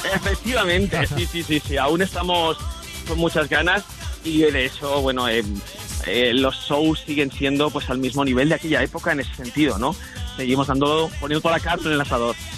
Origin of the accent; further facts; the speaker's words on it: Vitoria-Gasteiz, Basque Country, Spain; aquí en mi tierra, en Vitoria